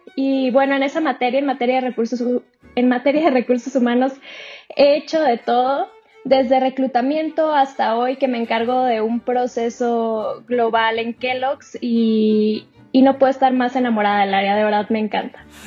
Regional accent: Sonora, Mexico; yo soy de Sonora

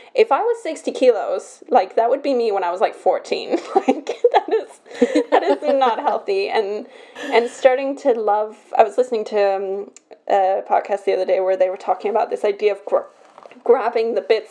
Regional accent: Belgium; I'm born in Belgium

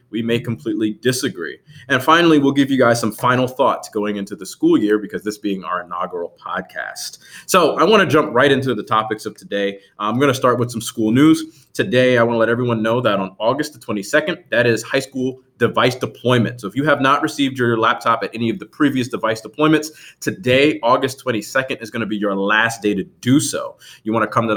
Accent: Piscataway, New Jersey, United States; moved away as an adult; also born or lived in Norfolk, Virginia; I was born and raised in New Jersey, Middlesex County, New Jersey. I grew up in a small town, very few people have ever heard of it, and even fewer know how to spell it, of Piscataway, New Jersey

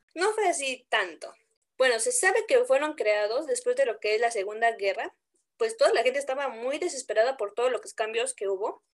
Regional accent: Puebla, Mexico; la que sí realmente somos de Puebla

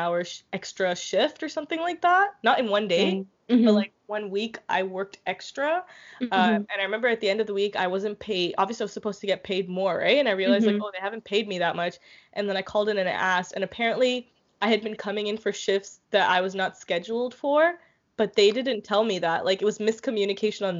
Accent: India; moved away as an adult; now in Canada; I worked at an Indian restaurant, of course, because I'm Indian

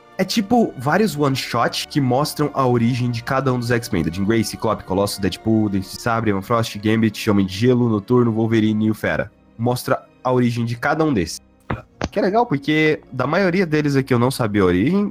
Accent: Goiás, Brazil; a gente nasceu no Brasil pobre fudido

